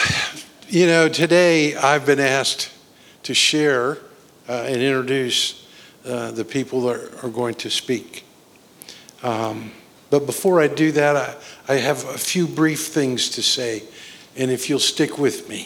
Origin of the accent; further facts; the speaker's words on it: Boone, North Carolina, United States; Boone, North Carolina area.